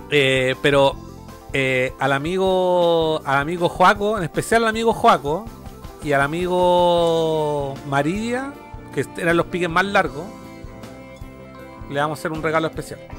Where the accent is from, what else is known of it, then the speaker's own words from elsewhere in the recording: Santiago, Santiago Metropolitan, Chile; Yo soy de Santiago, la, tierra de las chelas.